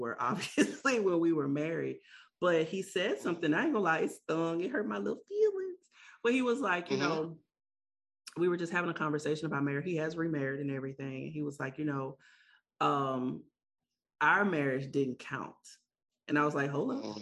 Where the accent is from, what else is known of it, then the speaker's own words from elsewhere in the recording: the South, United States; growing up in the South, and it's very heavy on being married